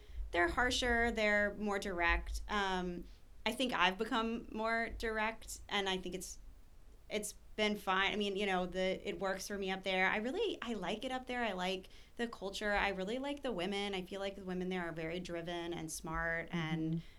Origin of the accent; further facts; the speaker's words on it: Atlanta, Georgia, United States; moved away as an adult; also born or lived in New York; I'm originally from Atlanta